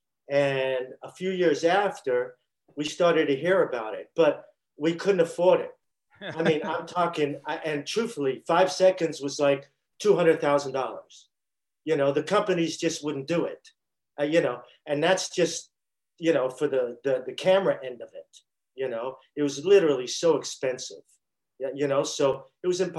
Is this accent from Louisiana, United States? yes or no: no; New York City, New York, United States; when I was growing up in Brooklyn.